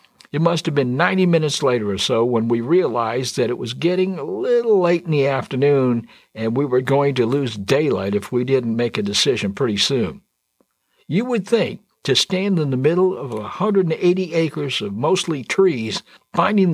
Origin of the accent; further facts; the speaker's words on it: New England, United States; Yes, I grew up there, and I was fortunate enough to experience firsthand all the trappings of a New England Christmas